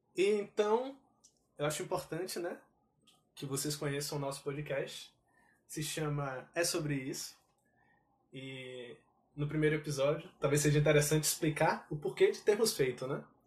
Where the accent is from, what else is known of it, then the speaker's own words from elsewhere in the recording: Brazil; enquanto brasileiros